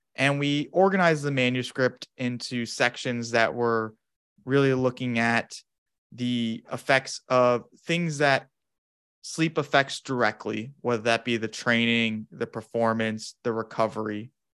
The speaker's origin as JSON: {"language": "English", "town": "Phoenix", "region": "Arizona", "country": "United States", "moved": "as an adult", "lives_now": "Madison, United States", "said": "I'm originally from Phoenix, Arizona, in the States"}